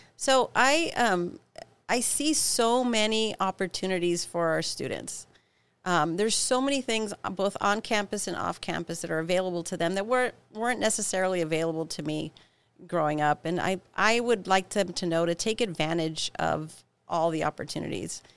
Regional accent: Pico Rivera, California, United States; also born or lived in Santa Cruz, California; as a child, I grew up in Pico Rivera, California, a little suburb of, of Los Angeles

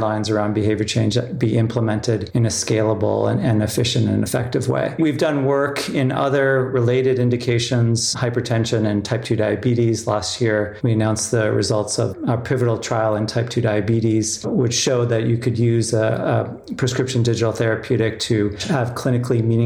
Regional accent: Canada; also born or lived in South Africa / San Francisco; I was born in the Southern Hemisphere in South Africa. I grew up in Canada.

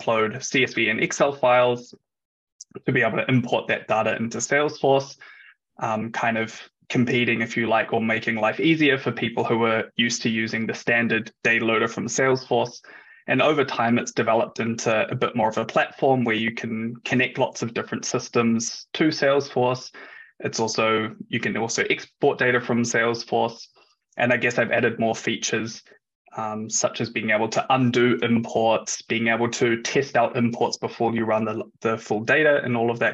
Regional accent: New Zealand; moved away as an adult; now in Germany; I'm originally from New Zealand, which is obviously on the other side of the world

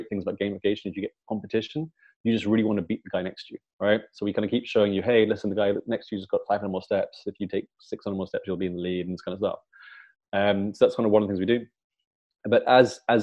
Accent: London, United Kingdom; I'm from London

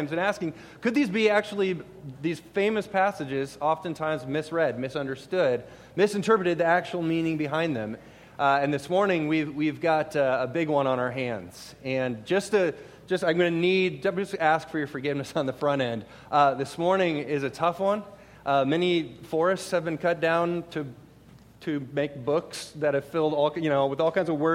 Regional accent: Minnesota, United States; moved away; I'm originally from Minnesota, and my wife and I actually lived up in the Twin Cities for a while

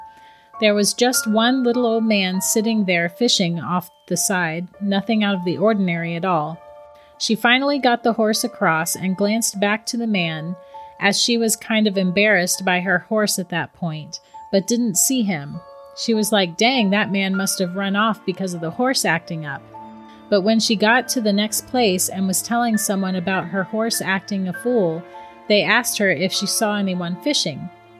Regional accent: Charleston, West Virginia, United States; As I said, I'm from West Virginia. My family lived way out past BFE in the mountains. Thank God we moved to Charleston before I was born.

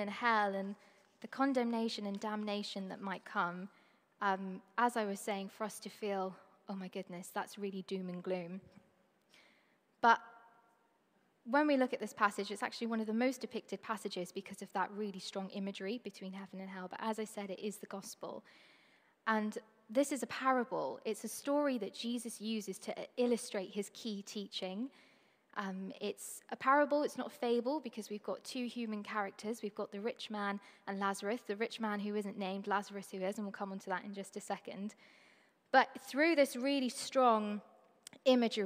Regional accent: Trinidad & Tobago; I'm from Trinidad and Tobago, which is a really small Caribbean island. It's the most southern of them all. That's where I call home.

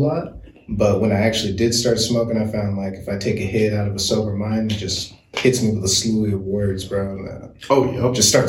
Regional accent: Olympia, Washington, United States; born and raised out in 360 Olympia

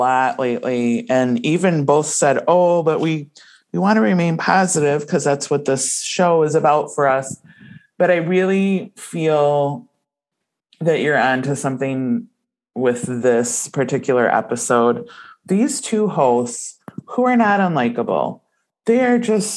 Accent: Midwest, United States; accent: Midwestern

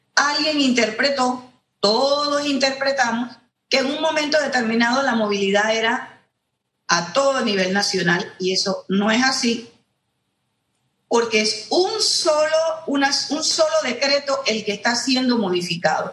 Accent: Panama; nosotros no somos Europa, nosotros no somos Alemania, ni somos Corea, ni somos Japón, somos Panamá

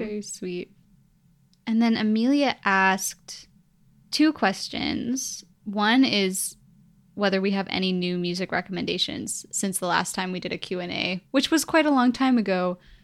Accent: Vancouver, British Columbia, Canada; also born or lived in Edmonton, Alberta; I'm from Vancouver

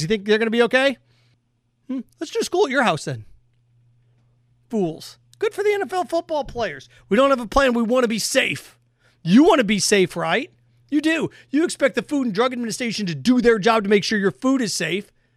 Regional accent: United States

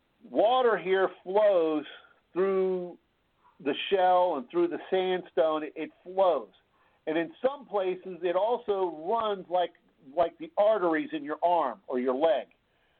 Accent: South Carolina, United States; now in Ohio, United States; I grew up in South Carolina, so I'm a transplant here to Ohio.

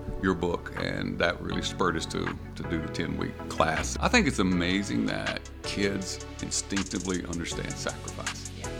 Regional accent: Odessa, Texas, United States; Well, I grew up in Odessa.

